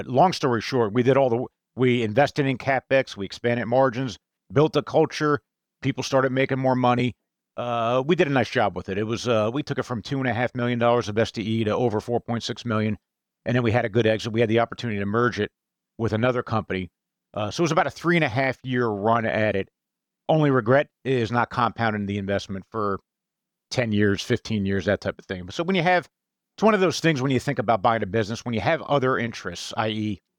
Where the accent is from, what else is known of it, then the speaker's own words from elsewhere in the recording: New Jersey, United States; literally about five miles from where I grew up in New Jersey.